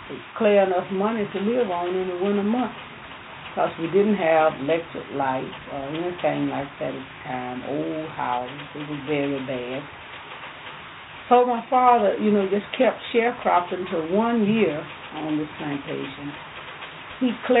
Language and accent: English; Montgomery County, Mississippi, United States; I was born 1917 in Montgomery County, October 6th.